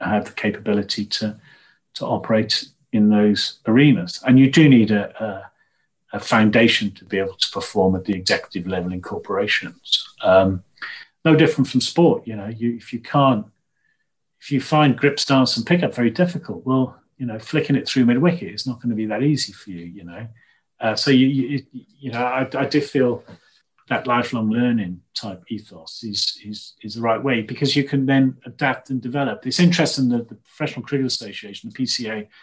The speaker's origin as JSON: {"language": "English", "area": "Llanrumney", "region": "Wales", "country": "United Kingdom", "tie": "born or raised there", "also_born_or_lived": "Swansea / Warwick", "moved": "yes", "said": "I came from Llanrhymdrin, and my sort of catchphrase would be, you can take the boy out of Llanrhymdrin, but you can't take the Llanrhymdrin out of the boy"}